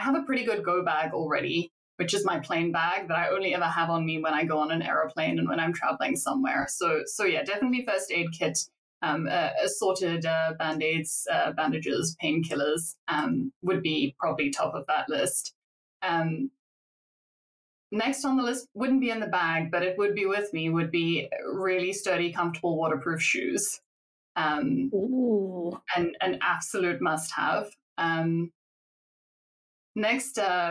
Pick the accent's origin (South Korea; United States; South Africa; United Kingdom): South Africa; I'm from South Africa, so it's the place I grew up